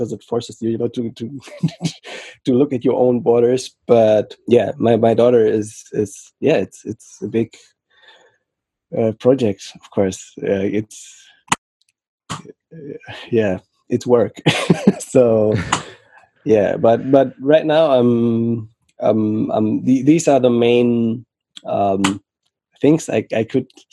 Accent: Frankfurt, Hesse, Germany; also born or lived in Senegal; I currently live in Germany, Frankfurt. And I was raised mainly here in Frankfurt.

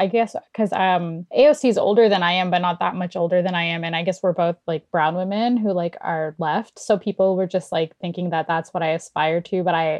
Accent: Florida, United States; now in Canada; Yeah, I'm in Canada. I'm an American citizen, but I am in Canada. Yeah. So I am an American citizen.

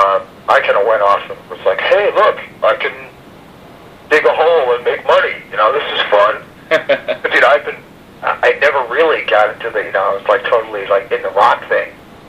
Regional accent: New Jersey, United States; obviously we're from New Jersey, we're not from New York

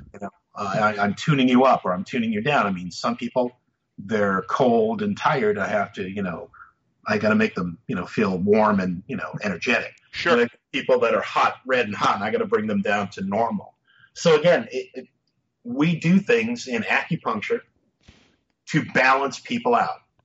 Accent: Massachusetts, United States; I grew up in Massachusetts

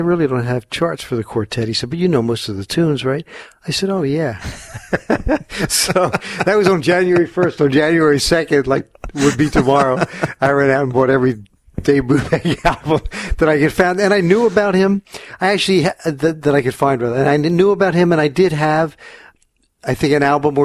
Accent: Philadelphia, Pennsylvania, United States; moved away as an adult; also born or lived in Los Angeles, United States; now in New Jersey, United States; I grew up in Philadelphia and was playing a lot around the city

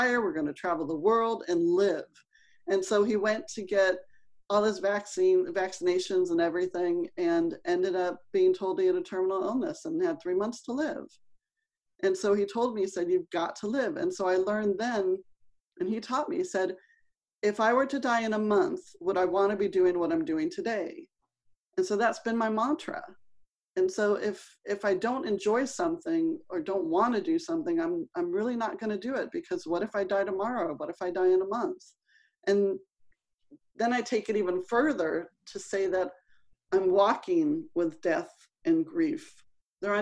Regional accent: Los Angeles, California, United States; I grew up in Los Angeles

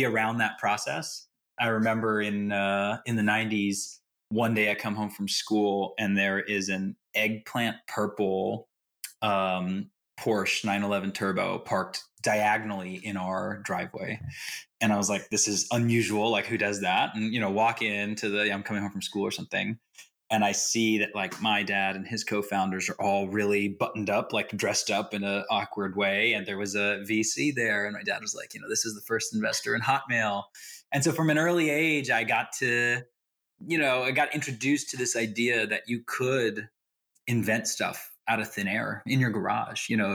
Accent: the Bay Area, California, United States; I grew up here in the Bay and I'm still here

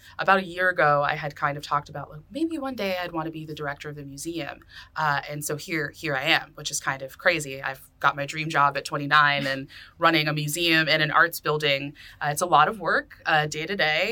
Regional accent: Lynn, Massachusetts, United States; I'm from Lynn

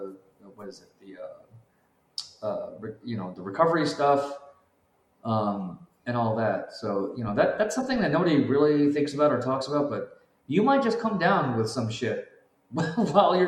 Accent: California, United States; I grew up in California, so the myth and the lore of the actual gold rush is like I just grew up in it.

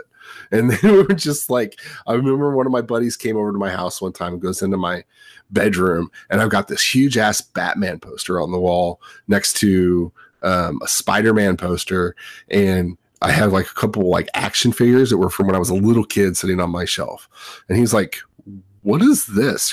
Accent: Southern California, United States; I grew up in Southern California

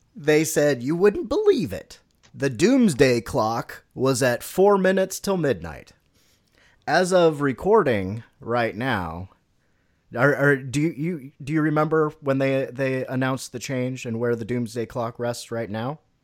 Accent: United States; my American is showing

